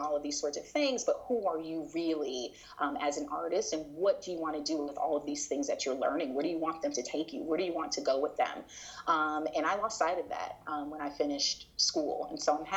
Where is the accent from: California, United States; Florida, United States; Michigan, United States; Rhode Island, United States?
Florida, United States; Miami; growing up in Miami